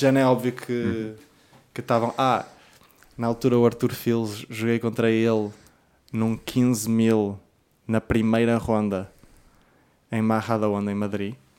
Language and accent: Portuguese; Portugal; como português